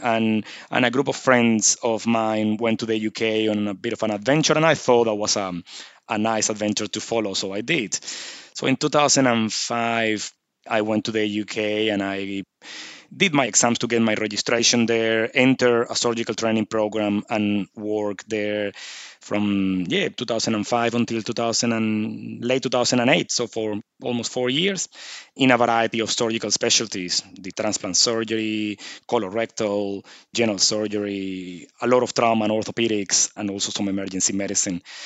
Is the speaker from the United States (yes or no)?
no; Venezuela; moved away as an adult; now in Nhulunbuy, Australia; I'm originally from Venezuela, as you can probably pick up by the accent.